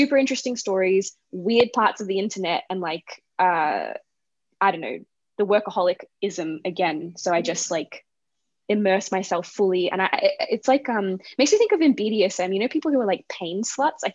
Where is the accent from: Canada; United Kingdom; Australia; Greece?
Australia; Gippsland, Victoria; I grew up in a place called Gippsland